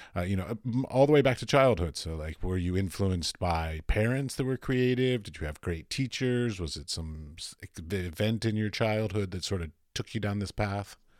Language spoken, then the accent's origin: English; Arlington, Virginia, United States; I grew up in Arlington